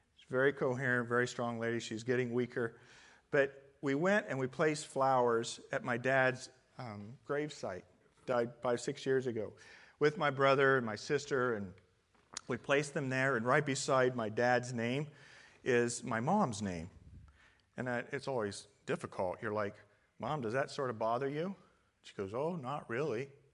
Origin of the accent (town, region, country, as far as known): Midwest, United States; born or raised there; moved away as an adult; now in California, United States